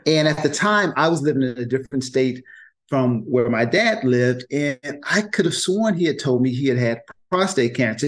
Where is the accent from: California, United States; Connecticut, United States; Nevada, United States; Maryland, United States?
California, United States; Oakland; I grew up in Oakland in the mm. projects.